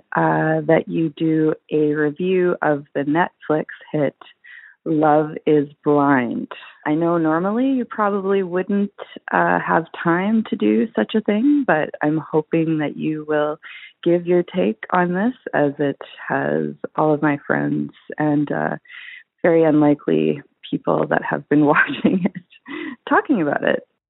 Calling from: Toronto, Ontario, Canada; I am calling from Toronto, Canada, where we are staying inside.

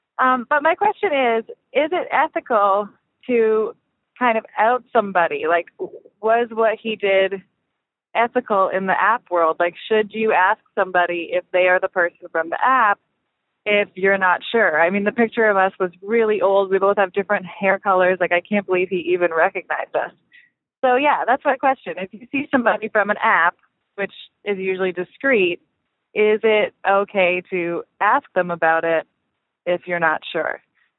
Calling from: the South, United States; I'm calling from the South.

